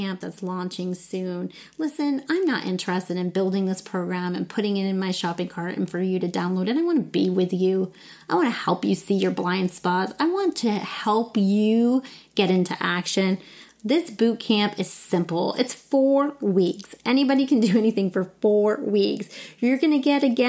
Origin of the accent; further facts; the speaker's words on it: New Smyrna Beach, Florida, United States; moved away; I'm in my hometown of New Smyrna Beach, Florida